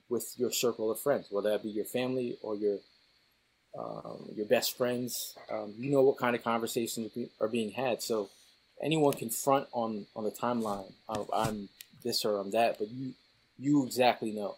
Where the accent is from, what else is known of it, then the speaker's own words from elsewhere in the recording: Connecticut, United States; moved away; also born or lived in New York City area; growing up in Connecticut